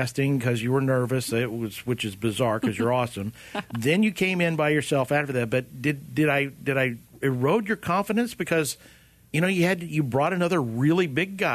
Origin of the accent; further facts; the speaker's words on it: Oklahoma, United States; I'm from Oklahoma.